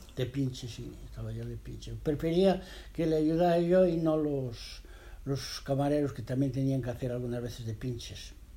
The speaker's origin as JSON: {"language": "Spanish", "country": "Spain", "also_born_or_lived": "Geneva, Switzerland", "moved": "as an adult", "said": "cuando salimos de España en aquellos tiempos"}